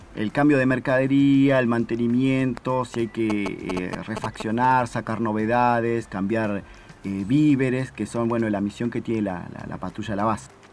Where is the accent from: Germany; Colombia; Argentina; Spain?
Argentina; Rafael Castillo, Buenos Aires Province; now in Antarctica; Soy de la provincia de Buenos Aires, eh, Rafael Castillo